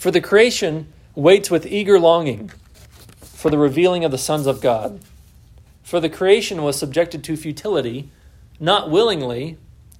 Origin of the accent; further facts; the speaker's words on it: Texas, United States; also born or lived in Southwest Virginia; now in Virginia, United States; I'm from Texas